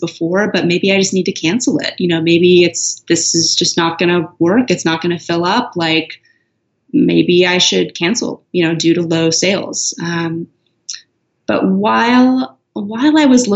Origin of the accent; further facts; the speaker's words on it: Los Angeles, California, United States; moved away; Los Angeles, which is my hometown